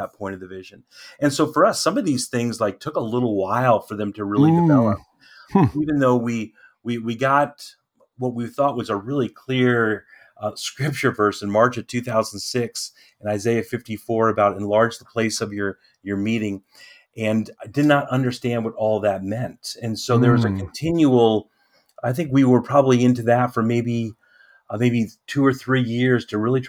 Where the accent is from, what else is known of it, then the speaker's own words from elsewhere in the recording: Lancaster County, Pennsylvania, United States; our area, we in Lancaster County is a unique kind of a place